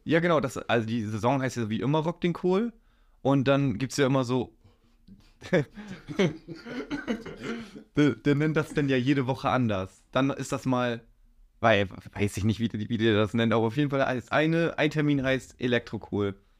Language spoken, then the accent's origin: German; Kuhstedt, Lower Saxony, Germany; ich wohne, seitdem ich gewohnt bin, in Kuhstedt. Und ja, da bleib ich.